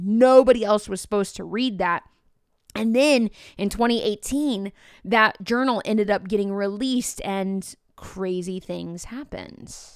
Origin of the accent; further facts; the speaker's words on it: Mattoon, Illinois, United States; I wanted to teach middle school science at Mattoon Middle School, which is where I was born and raised